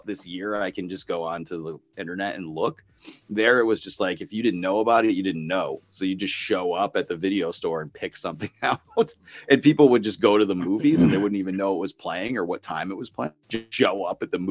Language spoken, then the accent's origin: English; Holyoke, Massachusetts, United States; I grew up in Holyoke, Massachusetts